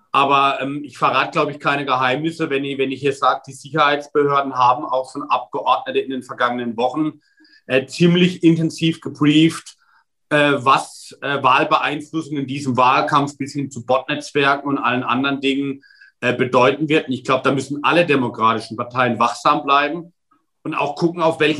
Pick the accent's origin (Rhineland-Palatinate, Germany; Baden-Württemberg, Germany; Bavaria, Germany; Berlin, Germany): Rhineland-Palatinate, Germany; Wörth am Rhein; Ich komme selbst aus einer Stadt, in meiner Heimatgemeinde in Wörth am Rhein steht die größte Lkw-Fabrik der Welt.